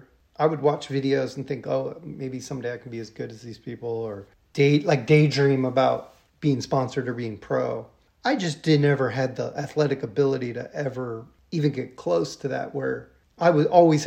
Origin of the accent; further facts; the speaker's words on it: Ohio, United States; also born or lived in St. Louis / Hong Kong; Yeah, I was born in St. Louis, Missouri, but I consider myself from Ohio.